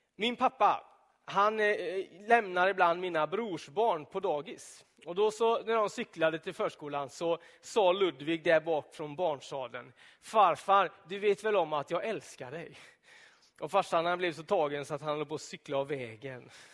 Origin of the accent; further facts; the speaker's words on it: Donsö, Västra Götaland, Sweden; På Donsö, där jag växte upp, i södra skärgården